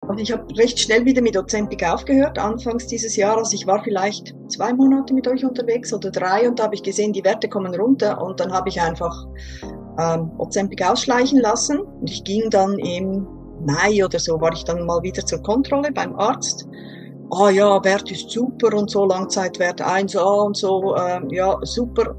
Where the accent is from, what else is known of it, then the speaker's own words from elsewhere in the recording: Switzerland; Ich komme aus der Schweiz und ich arbeite als Berufsschullehrerin an einer Berufsschule hier in der Schweiz